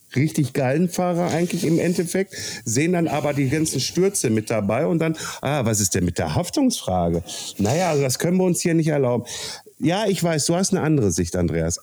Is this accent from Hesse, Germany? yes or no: yes; Kassel area, Hesse, Germany; in meiner Heimatstadt Kassel-Brauxel